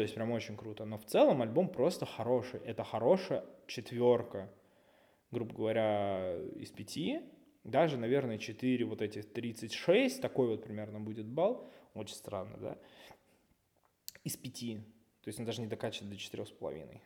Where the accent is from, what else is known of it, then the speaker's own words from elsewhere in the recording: Russia; мы, э, болельщики из России